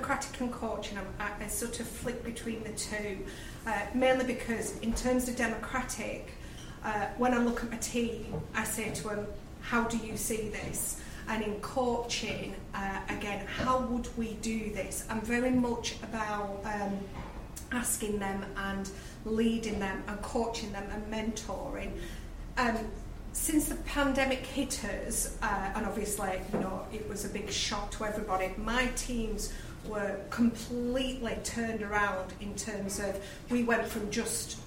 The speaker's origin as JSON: {"language": "English", "area": "Lancashire", "region": "North West England", "country": "United Kingdom", "said": "as you can tell from my accent, I'm from Lancashire"}